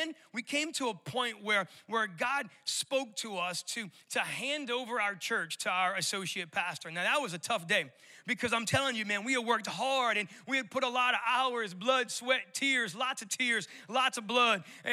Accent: New Orleans, Louisiana, United States; moved away as an adult; also born or lived in Colorado; I'm born and raised in New Orleans, and so I still got a little bit of that residual accent

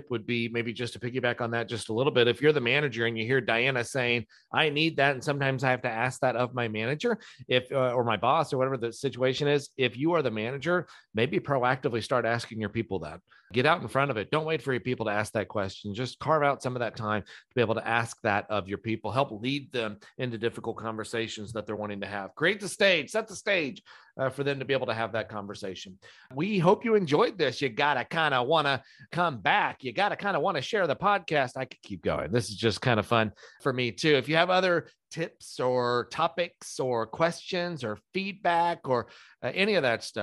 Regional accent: England, United Kingdom; I'm I'm a, I'm an English person.

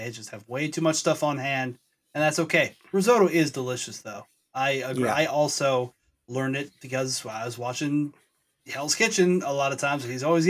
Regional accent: Snohomish, Washington, United States; we grew up in Snohomish.

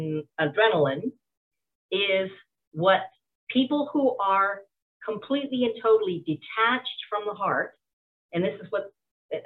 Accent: Canada; from a Canadian perspective

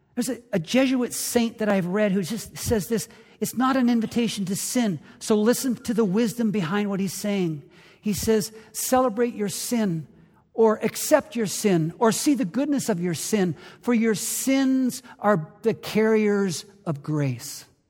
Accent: Canada; now in United States; Growing up in Canada, I played a lot of hockey

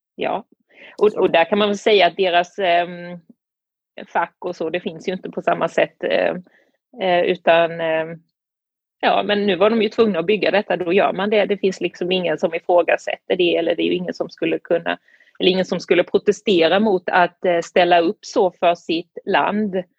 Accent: Sweden; moved away as an adult; also born or lived in Beijing, China; now in Tianjin, China

